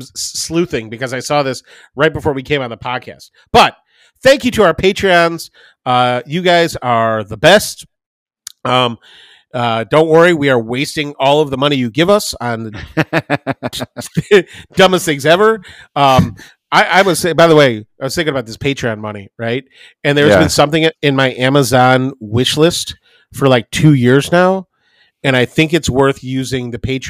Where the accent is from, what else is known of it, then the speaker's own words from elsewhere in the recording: Highland Park, Illinois, United States; moved away; I grew up in Highland Park.